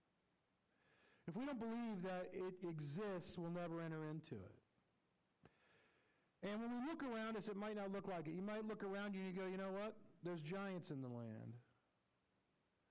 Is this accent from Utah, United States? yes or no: no; Anaheim, California, United States; moved away as an adult; now in Pacific Northwest, United States; the church that we grew up in Anaheim